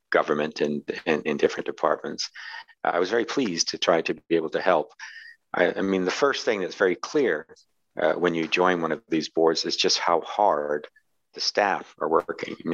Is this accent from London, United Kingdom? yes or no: no; Glasgow, Scotland, United Kingdom; born there; also born or lived in New York City; I'm a Brit. I was born in Britain. You can't tell from my accent. I was born in Glasgow, east end of Glasgow.